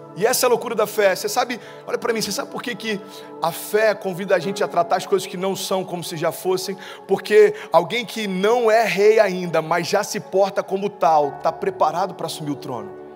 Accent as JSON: {"language": "Portuguese", "town": "Cabo Frio", "region": "Rio de Janeiro", "country": "Brazil", "tie": "born or raised there", "moved": "as an adult", "lives_now": "Orlando, United States", "said": "Eu nasci em Cabo Frio e para quem não conhece, Cabo Frio fica na, no interior do Rio de Janeiro, próximo de Búzios. E a gente sempre brincava, cara, a gente mora num lugar onde o Brasil passa férias"}